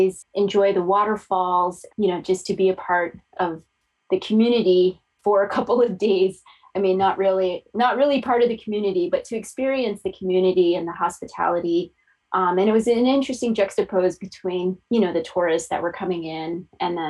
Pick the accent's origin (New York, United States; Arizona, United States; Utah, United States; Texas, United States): Arizona, United States; Fort Defiance; also born or lived in northwestern New Mexico; I grew up in Fort Defiance, which is right on the state line of Arizona and New Mexico